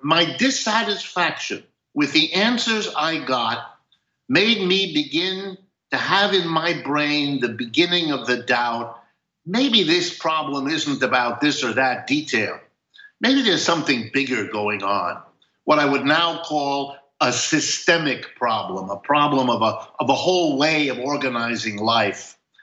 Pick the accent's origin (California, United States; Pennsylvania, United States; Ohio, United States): Ohio, United States; I was born in Ohio